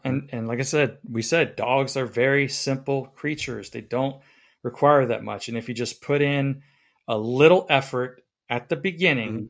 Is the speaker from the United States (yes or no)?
yes; the South, United States; I'm from the South